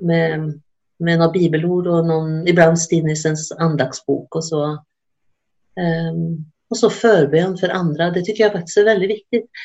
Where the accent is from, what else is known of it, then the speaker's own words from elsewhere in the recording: Sweden; moved away as an adult; now in Norway; Jag är från Sverige